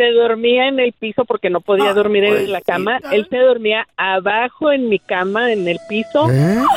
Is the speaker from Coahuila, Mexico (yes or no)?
no; Chihuahua, Mexico; Yo soy de Chihuahua.